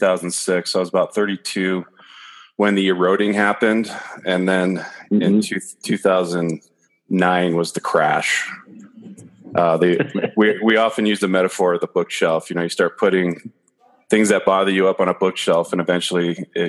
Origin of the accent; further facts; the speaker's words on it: San Gabriel Valley, California, United States; I grew up in the sister San Gabriel Valley